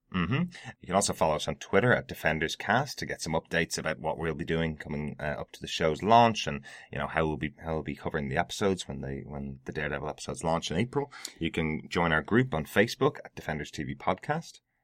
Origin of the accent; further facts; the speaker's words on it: Ireland; i am an Irishman